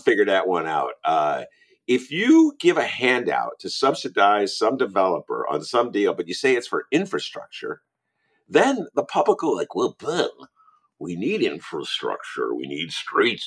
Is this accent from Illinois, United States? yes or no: yes; Evanston, Illinois, United States; I grew up in Evanston